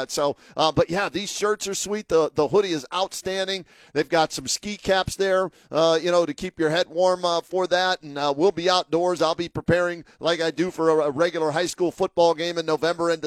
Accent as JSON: {"language": "English", "region": "Western Pennsylvania", "country": "United States", "tie": "born or raised there", "said": "as a kid growing up in Western Pennsylvania, I was a big Penguins fan"}